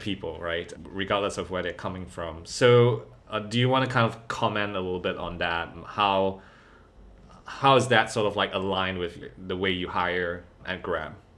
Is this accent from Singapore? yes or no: yes; Singapore; growing up in Singapore